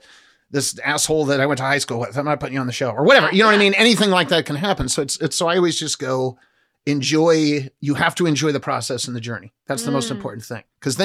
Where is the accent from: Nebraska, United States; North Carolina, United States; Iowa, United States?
Nebraska, United States; moved away; I'm from Nebraska. When I grew up in Nebraska